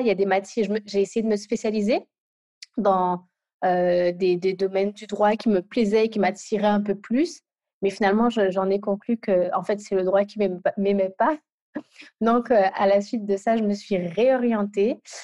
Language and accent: French; Guadeloupe; now in Île-de-France, France; je suis guadeloupéenne et, localisée pardon, en Ile-de-France.